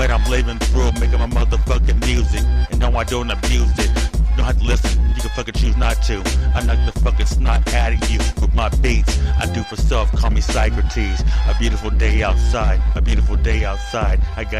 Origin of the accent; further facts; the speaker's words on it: California, United States; Because I love my home state, but we're cursed right now, and we're about to fucking evaporate. And California's falling into the ocean, and the lake's on fire.